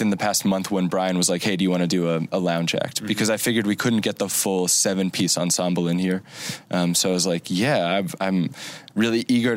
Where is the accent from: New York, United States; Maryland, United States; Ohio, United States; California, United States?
Ohio, United States; Cincinnati; also born or lived in Virginia; Technically, I was born in Virginia, but I'm originally from Cincinnati